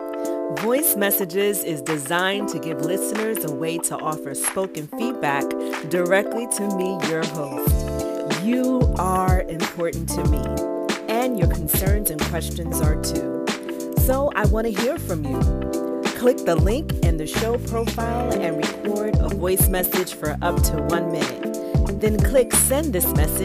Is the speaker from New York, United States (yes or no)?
yes; New York City, New York, United States; I'm born and raised in Brooklyn, New York